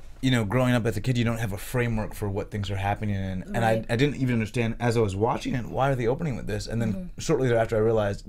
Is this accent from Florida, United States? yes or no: yes; Miami, Florida, United States; now in Los Angeles, United States; I'm from Miami